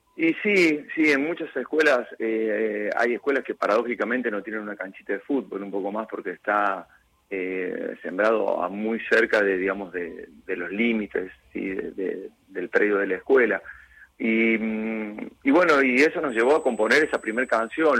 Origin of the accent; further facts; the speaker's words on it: San Marcos Sud, Córdoba, Argentina; cuando iba a llevar la canción a la radio de mi pueblo, que era el único objetivo de que nuestra gente lo escuche